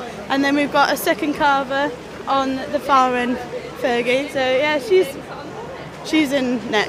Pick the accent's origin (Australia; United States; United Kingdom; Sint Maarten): United Kingdom; Yorkshire and the Humber; I'm 21, I'm from West Yorkshire.